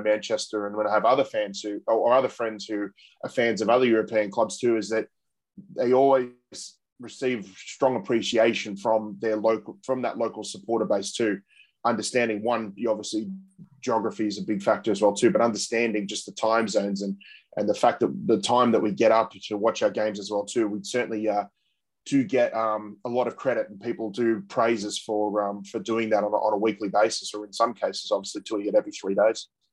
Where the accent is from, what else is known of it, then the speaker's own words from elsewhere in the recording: Australia; as Australian football supporters